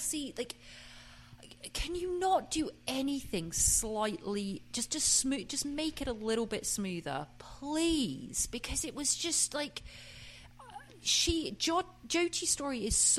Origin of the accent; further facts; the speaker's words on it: England, United Kingdom; I'm from England